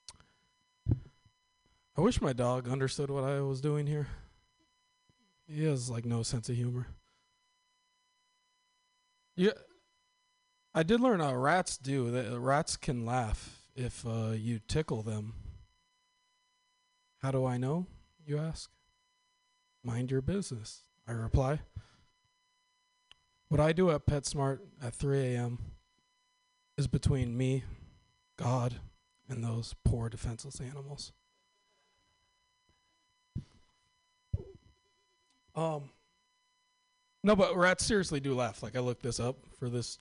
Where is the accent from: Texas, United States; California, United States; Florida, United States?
California, United States; Northern; I'm from Northern California, and I was actually born in, like, the traditional Northern California way